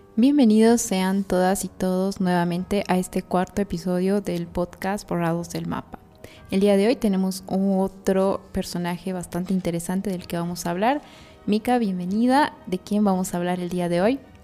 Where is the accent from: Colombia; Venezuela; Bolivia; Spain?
Bolivia; como bolivianos